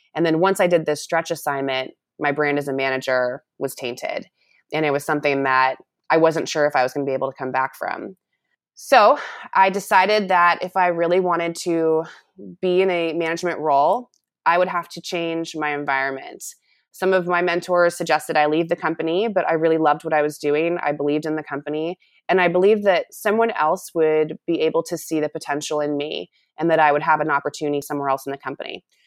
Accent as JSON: {"language": "English", "country": "United States", "also_born_or_lived": "Africa", "said": "coming back to the United States and making an impact here at home"}